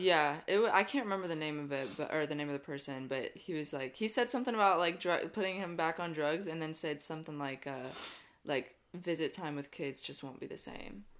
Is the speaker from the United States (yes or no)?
yes; Lake City, Florida, United States; growing up in Lake City